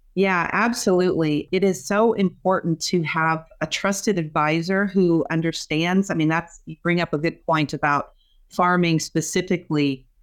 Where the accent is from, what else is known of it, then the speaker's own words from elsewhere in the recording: Kansas, United States; moved away as an adult; also born or lived in Saint Louis, Missouri; now in Nebraska, United States; I grew up in Kansas